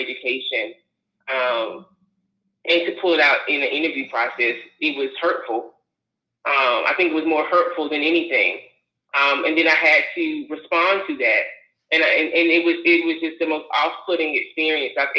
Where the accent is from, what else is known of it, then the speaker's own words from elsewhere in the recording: North Carolina, United States; moved away as an adult; while I would have loved to stay in my home state of North Carolina